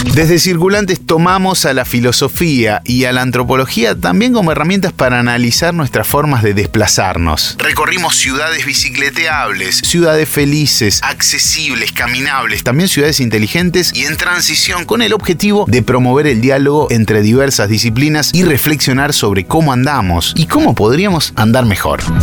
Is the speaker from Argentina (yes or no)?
yes; Argentina; somos los argentinos